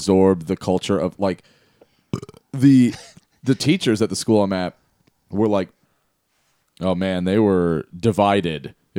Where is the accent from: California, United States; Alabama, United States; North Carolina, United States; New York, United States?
California, United States; San Diego; moved away; when I was growing up in San Diego